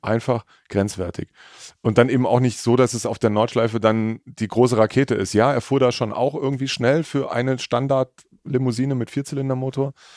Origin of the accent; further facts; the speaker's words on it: Mittleres Taubertal, Baden-Württemberg, Germany; irgendwie bin ich da in der Region groß geworden